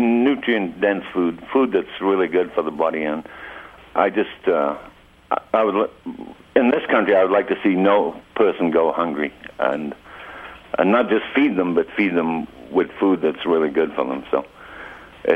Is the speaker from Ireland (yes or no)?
no; the north of England, United Kingdom; moved away as an adult; also born or lived in Bridger Mountains, Montana; now in Montana, United States; I'm from Northern England